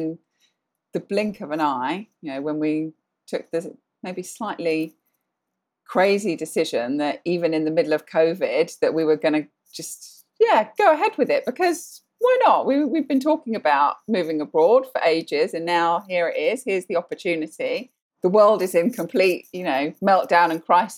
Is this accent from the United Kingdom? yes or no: yes; Sandhurst, South East England, United Kingdom; moved away as an adult; now in Bahrain; I grew up from around the age of four. We lived in Sandhurst in Berkshire